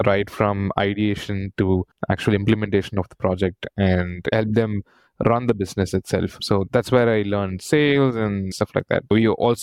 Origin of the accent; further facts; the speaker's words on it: Chennai, Tamil Nadu, India; I was born and brought up in Chennai. So I went done my entire schooling and engineering in Chennai